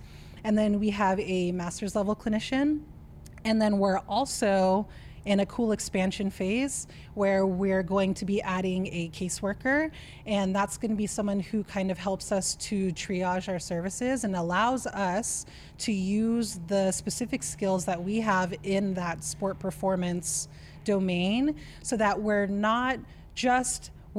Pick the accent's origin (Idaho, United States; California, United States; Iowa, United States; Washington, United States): California, United States; I'm from California. I've spent most of my time on the coasts.